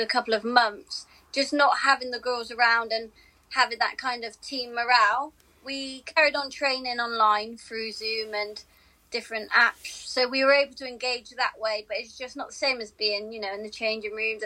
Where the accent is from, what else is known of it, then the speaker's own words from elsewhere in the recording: Bristol, South West England, United Kingdom; I was born and raised in Bristol